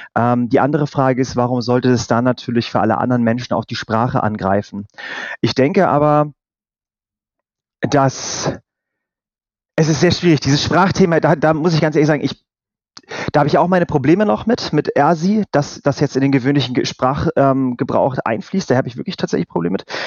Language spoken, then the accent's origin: German; North Rhine-Westphalia, Germany; bin ich aus Nordrhein-Westfalen